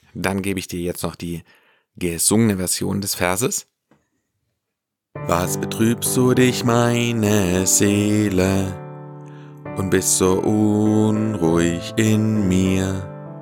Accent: Ländle, Baden-Württemberg, Germany; hier bei uns im Ländle

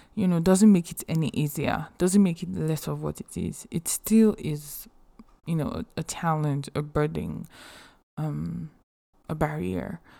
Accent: Nigeria; English is a second language; moved away as an adult; also born or lived in Athens, United States; now in United States

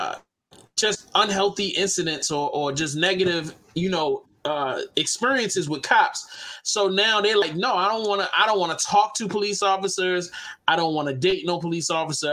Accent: Baltimore, Maryland, United States; Baltimore City, Warburg Junction

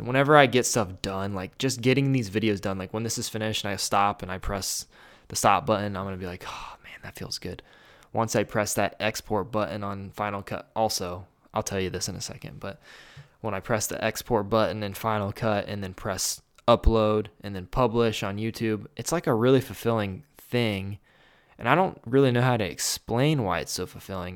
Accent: Grove City, Ohio, United States; I was born in Grove City, Ohio

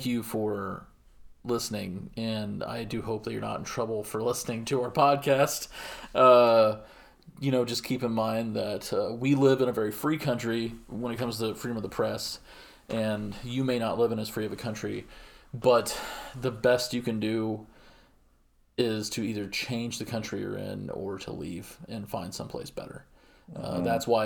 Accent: United States; I'm an American.

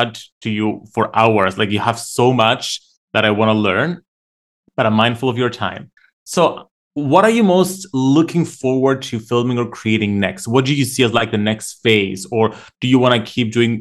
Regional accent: Cyprus; I grew up in Cyprus

